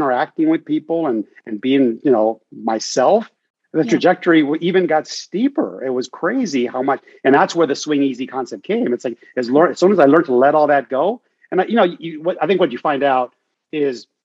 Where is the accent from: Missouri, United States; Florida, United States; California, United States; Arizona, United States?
California, United States; Norwalk; also born or lived in Huntington Beach, California; I grew up in East LA. That's where we were living, a town called Norwalk